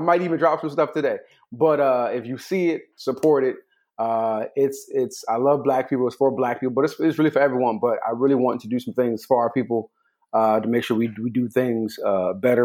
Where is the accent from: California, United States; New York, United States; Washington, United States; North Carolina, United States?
California, United States; I'm from California